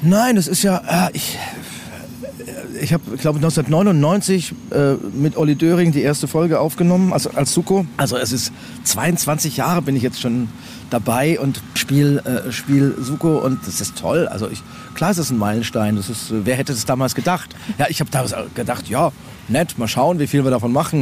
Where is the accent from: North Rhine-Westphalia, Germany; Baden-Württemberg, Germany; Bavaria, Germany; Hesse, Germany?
Bavaria, Germany; Coburg; moved away as an adult; also born or lived in Munich / Berlin; now in Hamburg, Germany; Ich bin geboren und aufgewachsen in Coburg, Oberfranken